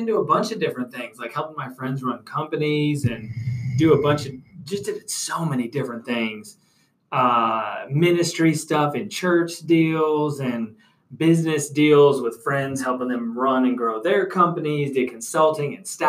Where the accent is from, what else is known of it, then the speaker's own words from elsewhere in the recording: Rochester area, Western New York near Buffalo, United States; moved away as an adult; also born or lived in Elizabeth, New Jersey / Bronx, New York; now in Atlanta, United States; And then was raised in the Bronx for a little bit and then moved to Western New York near Buffalo, Rochester area.